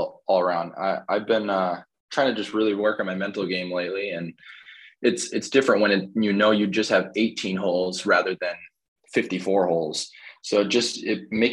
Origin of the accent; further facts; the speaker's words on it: Sioux Falls, South Dakota, United States; moved away as an adult; also born or lived in Nebraska; now in Missouri, United States; I'm from Sioux Falls, South Dakota.